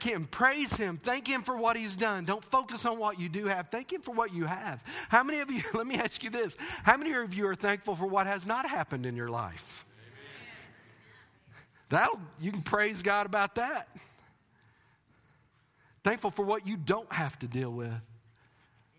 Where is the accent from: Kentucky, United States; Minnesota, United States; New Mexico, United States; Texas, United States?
Texas, United States; moved away; I'm from Texas